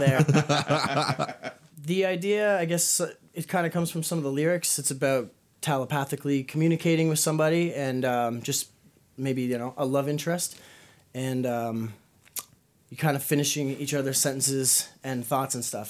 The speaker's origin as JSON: {"language": "English", "town": "Kingston", "region": "Ontario", "country": "Canada", "also_born_or_lived": "Toronto", "said": "moved back here where you know I'm from Kingston"}